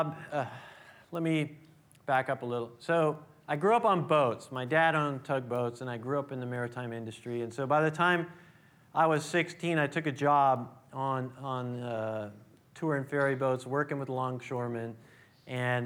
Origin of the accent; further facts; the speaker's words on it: Oakland, California, United States; I was born here in the East Bay, born in Oakland, raised in the East Bay